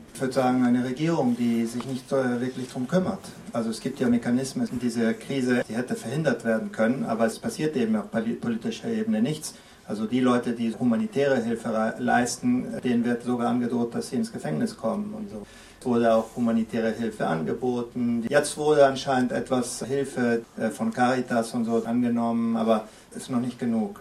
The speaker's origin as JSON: {"language": "German", "country": "Venezuela", "tie": "born or raised there", "said": "ich bin in Venezuela geboren und aufgewachsen"}